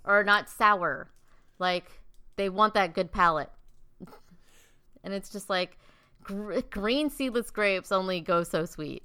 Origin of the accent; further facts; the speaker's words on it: South Dakota, United States; there's me from, like, South Dakota